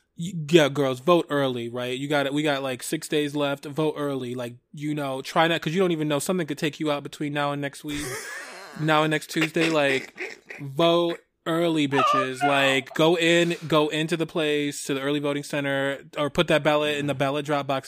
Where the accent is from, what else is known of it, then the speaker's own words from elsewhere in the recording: Michigan, United States; Michigan, my home state